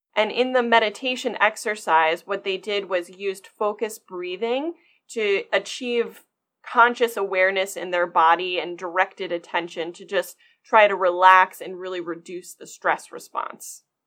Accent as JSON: {"language": "English", "region": "Maryland", "country": "United States", "tie": "born or raised there", "also_born_or_lived": "Michigan", "said": "I was actually born and raised in Maryland"}